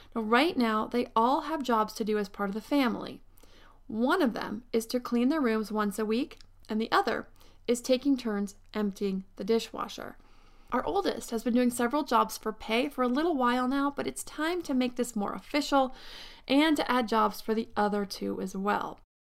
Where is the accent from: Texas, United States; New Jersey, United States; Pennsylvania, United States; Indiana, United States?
Pennsylvania, United States; now in Southern California, United States; I grew up in Pennsylvania where winters came and pretty much stayed from December to March